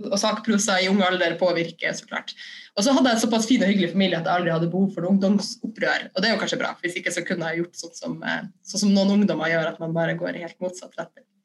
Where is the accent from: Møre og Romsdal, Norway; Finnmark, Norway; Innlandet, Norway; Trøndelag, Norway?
Finnmark, Norway; Kirkenes; moved away as an adult; Ja, jeg er 34 år gammel, og så kommer jeg fra Kirkenes, som er helt øst i Finnmark. Eh, det ligger på grensa til Russland. Og der er jeg født og oppvokst med en eh, koselig familie og med fin eh, natur i nærheten, nede ved en fjord.